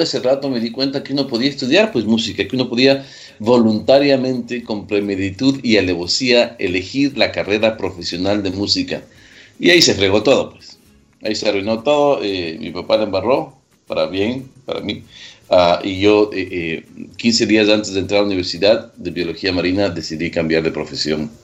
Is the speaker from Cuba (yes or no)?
no; Quito, Pichincha, Ecuador; also born or lived in Manta, Ecuador; nací en Manta. Claro, me crié en Quito totalmente